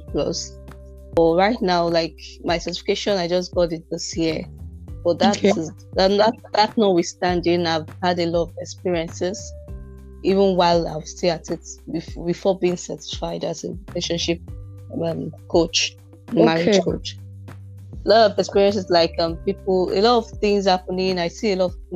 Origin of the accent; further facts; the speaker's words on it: Anambra, Nigeria; I'm from Anambra State and I'm married